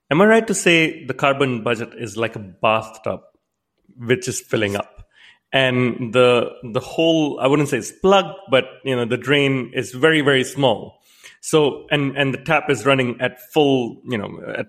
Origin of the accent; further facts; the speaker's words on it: Canada; I myself, I'm a Canadian